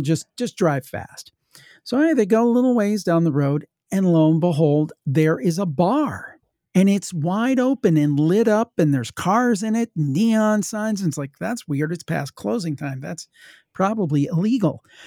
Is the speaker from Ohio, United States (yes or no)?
yes; Ohio, United States; I'm from Ohio. My family was from West Virginia